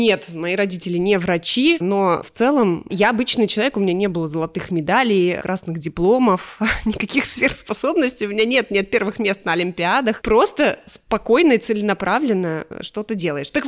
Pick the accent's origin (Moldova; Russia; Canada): Canada; also born or lived in Spain; мое детство прошло в Канаде и в Испании. Мои родители физики, и они получили грант, и в 91 году, как только стало возможным уехать, э, они уехали.